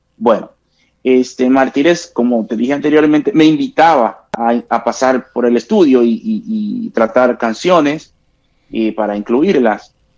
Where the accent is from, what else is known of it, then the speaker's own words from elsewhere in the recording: La Romana, Dominican Republic; mis tiempos de juventud, allá en mi pueblo, en La Romana